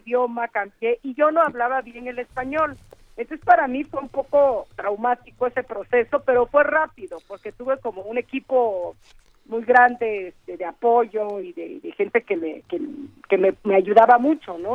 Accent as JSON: {"language": "Spanish", "town": "Juchitán", "region": "Oaxaca", "country": "Mexico", "first_language": "Zapotec", "second_language": "Spanish"}